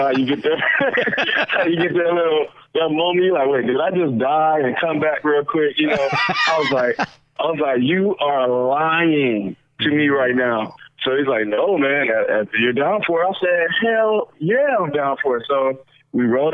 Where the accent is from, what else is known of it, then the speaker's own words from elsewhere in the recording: Detroit, Michigan, United States; moved away; also born or lived in Tampa, Florida; I'm from Detroit, Michigan